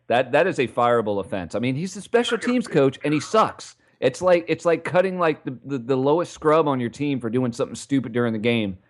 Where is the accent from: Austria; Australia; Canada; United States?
United States; New York City, New York; I'm from New York City, and I live out here at the southern tip of Staten Island.